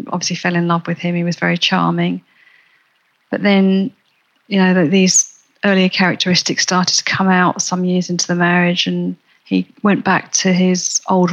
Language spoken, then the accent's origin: English; Wanstead, London, United Kingdom; I grew up around Wanstead